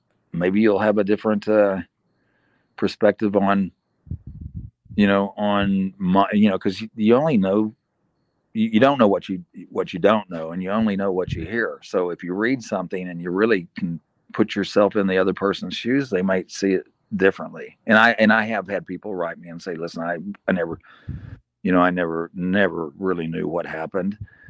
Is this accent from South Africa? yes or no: yes; South Africa; I'm a South African citizen and thought of as a good guy that did charity work and did a lot for the community.